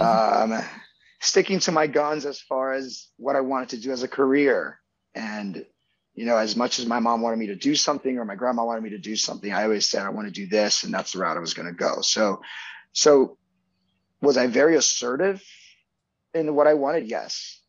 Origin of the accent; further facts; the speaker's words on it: Miami, Florida, United States; also born or lived in Venezuela / New York City; We moved in 98, 96 to Miami right after he passed away